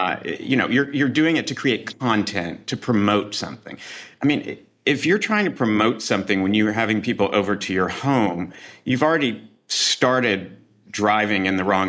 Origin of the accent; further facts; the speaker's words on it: the South, United States; now in New York, United States; I'm from the South too